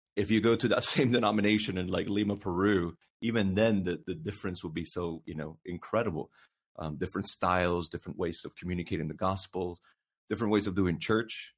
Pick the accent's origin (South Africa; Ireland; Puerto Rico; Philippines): Puerto Rico; now in North Carolina, United States; I was born and raised in Puerto Rico